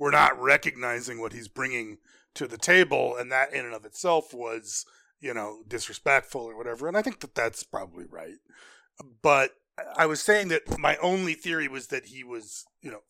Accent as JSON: {"language": "English", "town": "New York City", "region": "New York", "country": "United States", "said": "I'm from Brooklyn"}